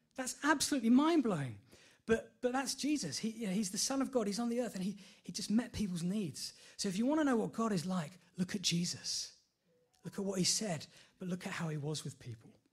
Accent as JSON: {"language": "English", "town": "Enfield", "region": "London", "country": "United Kingdom", "tie": "born or raised there", "said": "I'm from Enfield all my life, so I know, I know London quite well."}